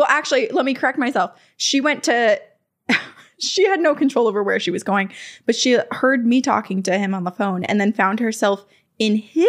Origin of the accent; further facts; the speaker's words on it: Vermont, United States; I grew up in Vermont and we built our house.